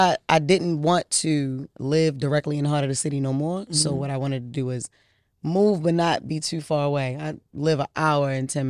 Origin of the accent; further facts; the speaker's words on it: Baltimore, Maryland, United States; Baltimore. I'm from Emerson Avenue. You know, where Poplar Grove is and all that. I'm Harlem and Duclin, to be very specific. But yeah, Emerson Avenue is my hood.